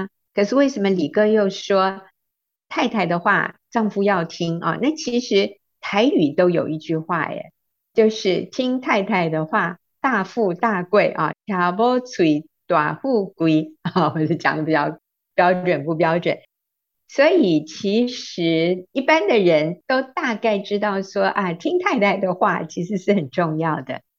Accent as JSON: {"language": "Chinese", "country": "United States", "tie": "born or raised there", "moved": "as an adult", "lives_now": "Taiwan", "said": "我在美国长大的，当然最初一段是在台湾，后来国中的时候我们移民到美国去，那我大学毕业还在学园受训，然后我回到台湾之后"}